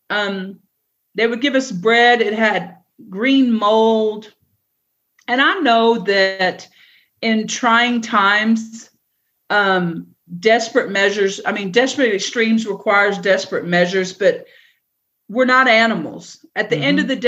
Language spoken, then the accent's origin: English; East Coast, United States; And I've seen a hurricane because I'm from the East Coast, but never have I seen a tornado.